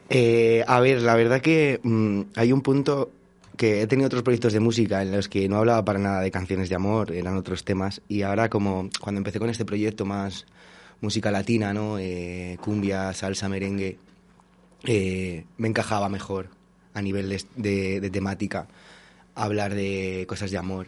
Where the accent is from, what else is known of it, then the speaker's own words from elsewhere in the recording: Valladolid, Castile and León, Spain; also born or lived in Portugal; yo soy de Valladolid, he estado viviendo un tiempo fuera en Portugal